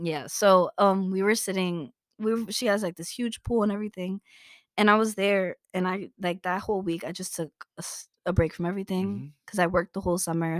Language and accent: English; New York City, New York, United States; Born and raised in Brooklyn